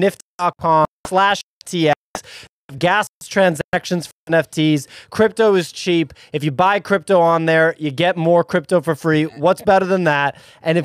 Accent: Massachusetts, United States; I know Cape Cod from growing up in Massachusetts

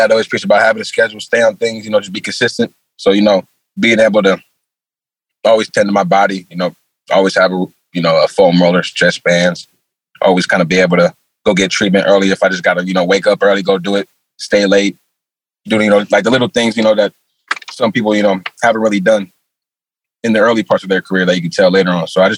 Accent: the Bay Area, California, United States; moved away as an adult; also born or lived in Indiana / Hawaii; now in Fort Lauderdale, United States; since I grew up in the Bay, the Oakland Raiders was the closest team to me.

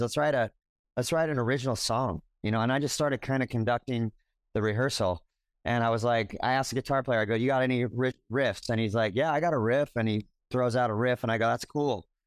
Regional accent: Orange County, California, United States; also born or lived in Los Angeles; I'm a native Californian. I, you know, I was born in L A. I grew up in Orange County

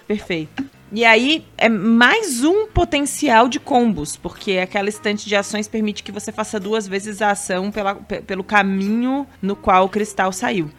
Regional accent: Itajaí, Santa Catarina, Brazil; accent: peixeiro (Itajaí); o sotaque da nossa é, linda e bela Itajaí

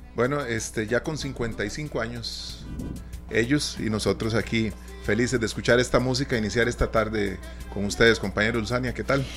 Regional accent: Costa Rica; Nosotros como costarricenses

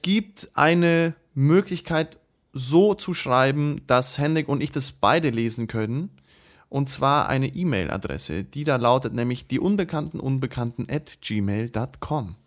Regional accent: Moscow, Russia; now in Germany; in Moskau geboren

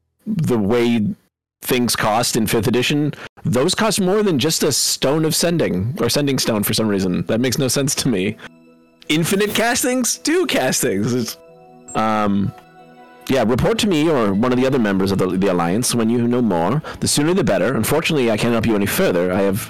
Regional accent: Canada; We're Canadian.

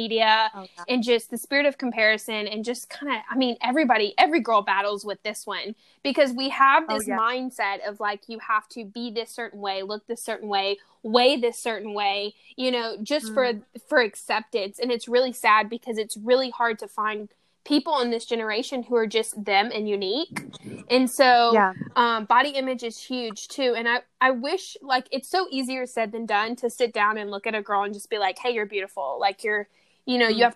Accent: Louisiana, United States; now in California, United States; I'm in California and I love the weather here, but I'm originally from Louisiana.

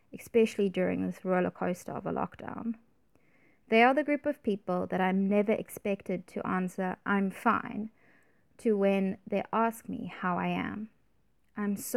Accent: Cape Town, Western Cape, South Africa; I grew up in Cape Town

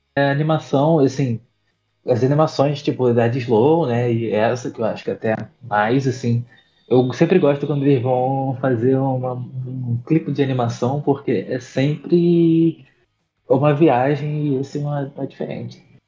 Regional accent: Rio de Janeiro, Brazil; de onde eu sou, do Rio de Janeiro, da Zona Oeste

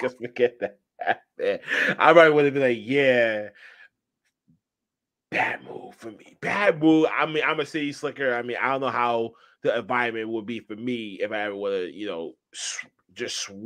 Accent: Boston, Massachusetts, United States; I'm from Boston

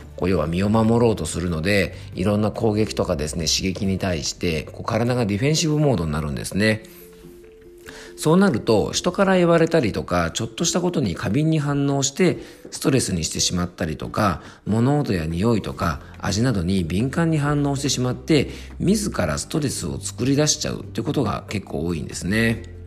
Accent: Isawa Onsen, Yamanashi, Japan; 山梨県伊佐温泉にあります漢方専科、えー、サーター薬房にて、えー、漢方相談や健康相談をしております。えー、健康に関する講演をさせてもらったりとか、え地元ではですね、ラジオ番組に出演して

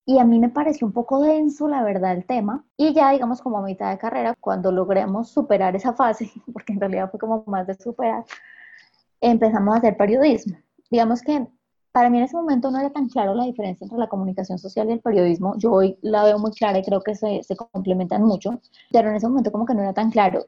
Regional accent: Acevedo, Huila, Colombia; moved away; yo nací en un pueblo muy pequeñito del sur de Huila que se llama Acevedo

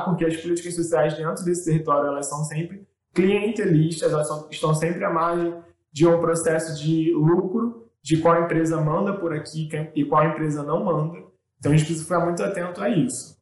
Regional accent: Rio de Janeiro, Brazil; Eu me recordo muito da minha infância ali na Estrada da Posse. Eu morava na Estrada da Posse

